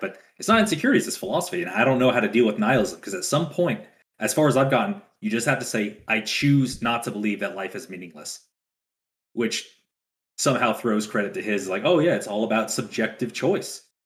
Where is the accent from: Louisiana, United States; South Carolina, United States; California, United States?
Louisiana, United States; now in West Texas, United States; I'm from Louisiana